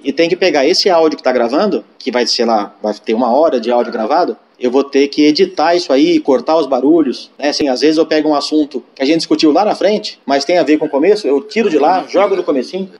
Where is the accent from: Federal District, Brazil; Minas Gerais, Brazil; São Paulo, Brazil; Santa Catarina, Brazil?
São Paulo, Brazil; also born or lived in Piracicaba; sou natural de São Paulo